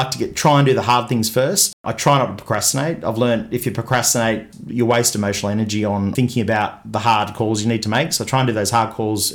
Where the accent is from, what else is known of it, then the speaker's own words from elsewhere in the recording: Newport, New South Wales, Australia; I grew up in Newport